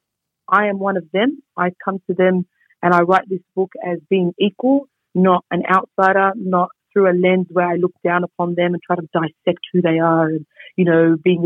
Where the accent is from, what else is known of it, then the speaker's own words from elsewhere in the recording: Sydney, New South Wales, Australia; also born or lived in Bankstown; I'm from the area. I was born in Punch Bowl. I went to school in Punch Bowl. And I went to university in Bankstown